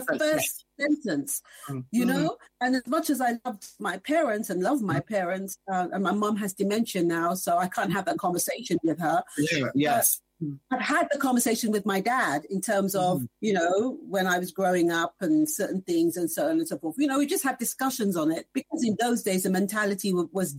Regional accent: England, United Kingdom; I remember when I was growing up in the 70s in England

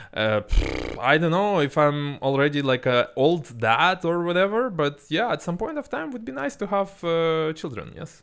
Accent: Ulan-Ude, Buryatia, Russia; moved away; also born or lived in Moscow; my hometown in Siberia

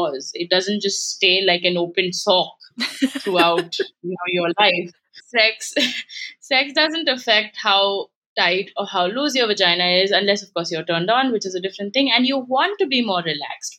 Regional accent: India; now in United States; I come from India

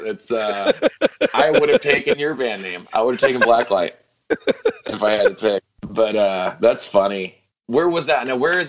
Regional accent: Louisville, Kentucky, United States; also born or lived in Los Angeles, California; I was born and raised in Louisville.

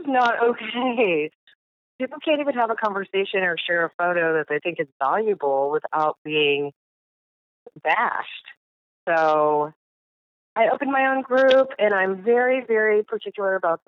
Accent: United States; I grew up outside of the Native American reservation called Pilette Reservation. And it's fairly deep in the woods

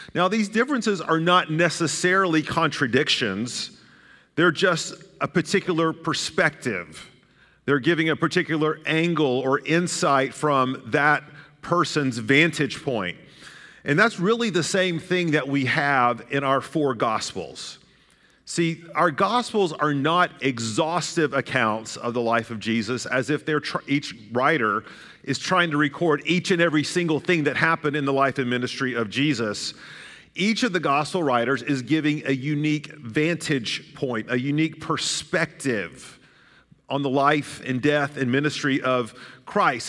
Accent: Chattanooga, Tennessee, United States; That's where I grew up, the road I grew up in Chattanooga, Tennessee

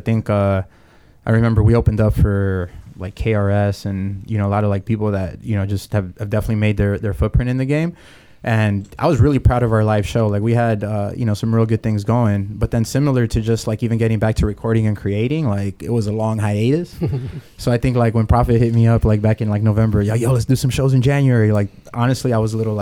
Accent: Los Angeles, California, United States; So I grew up in MacArthur Park.

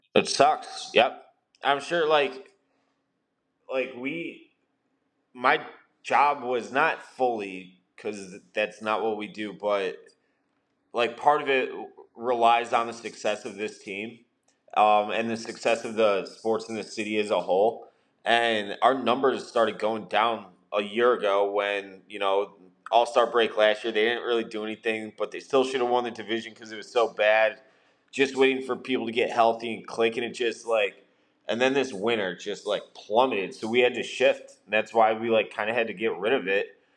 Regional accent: West Suburbs of Chicago, Illinois, United States; I was from the West Burbs

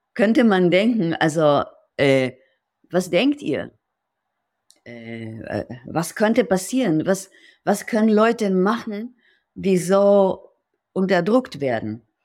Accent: Israel; German is a second language; moved away as an adult; now in Berlin, Germany; ich bin in Israel geboren und mit 37 ähm, nach Berlin gekommen

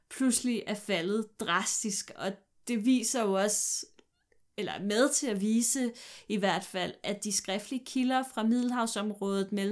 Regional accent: Jutland, Denmark; jeg er fra Jylland

